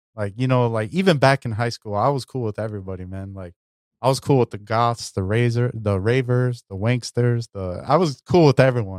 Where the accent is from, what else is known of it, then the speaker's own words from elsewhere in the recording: Chicago, Illinois, United States; I'm from Chicago, man. That's how we roll too.